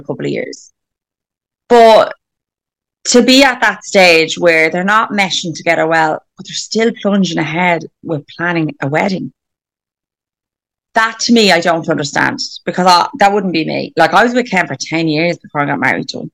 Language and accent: English; Ireland; we're Irish